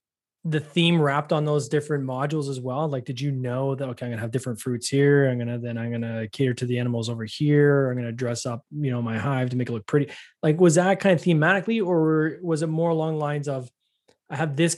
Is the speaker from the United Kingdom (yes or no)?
no; Canada; I'm Canadian. But, of course, I know Cool Runnings.